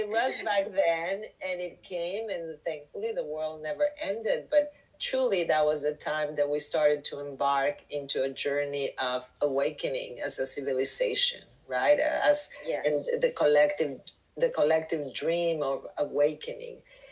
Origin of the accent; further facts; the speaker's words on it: Mexico; moved away as an adult; also born or lived in New York City; I'm from Mexico, and truly I started with plant medicine, with shamans in Mexico